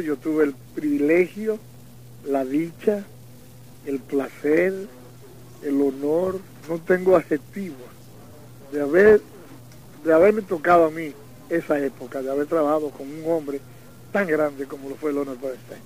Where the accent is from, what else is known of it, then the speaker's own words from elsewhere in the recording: Dominican Republic; en mi país